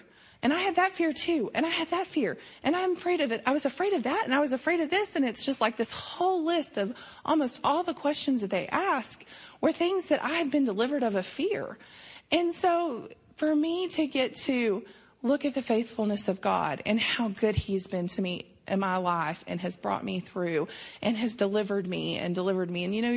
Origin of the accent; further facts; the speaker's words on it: Snyder, United States; I grew up in Snyder